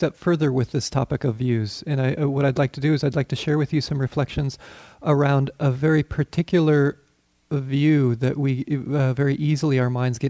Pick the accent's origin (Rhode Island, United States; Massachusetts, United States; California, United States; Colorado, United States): Colorado, United States; I grew up in Colorado